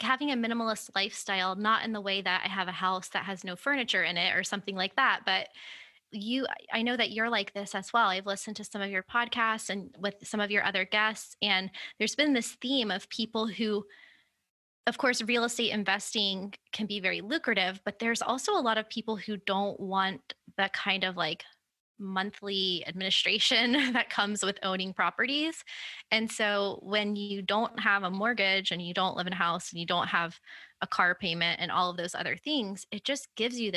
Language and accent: English; Florida, United States; moved away as an adult